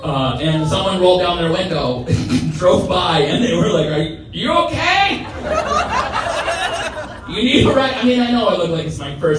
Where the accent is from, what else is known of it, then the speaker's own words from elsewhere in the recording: Olympia, Washington, United States; Oh, he is? Okay, yeah, I'm from Olympia, Washington.